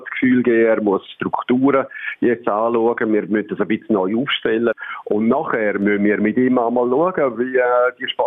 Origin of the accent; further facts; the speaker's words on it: St. Gallen, Switzerland; Ich bin ursprünglich St. Galler, ein halber Österreich, also von dem haben wir jetzt keine Angst haben.